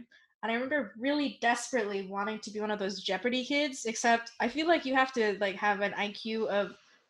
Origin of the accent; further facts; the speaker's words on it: United States; now in Canada; I actually grew up in the States